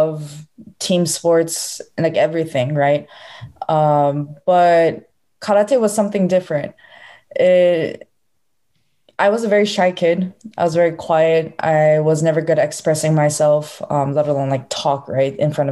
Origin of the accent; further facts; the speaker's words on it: Honolulu, Hawaii, United States; So I was born in Honolulu, Hawaii